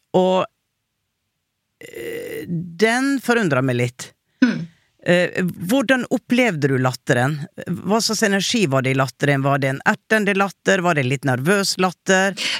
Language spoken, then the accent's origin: Norwegian; Western Norway, Norway; Jeg er jo fra Vestlandet selv, men vi har ikke helt det ordet der hvor jeg kommer fra